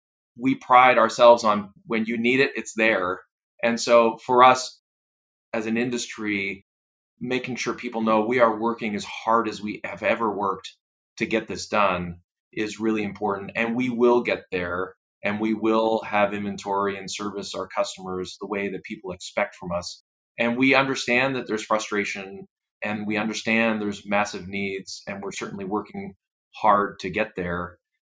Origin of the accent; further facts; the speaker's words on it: Canada; I'm Canadian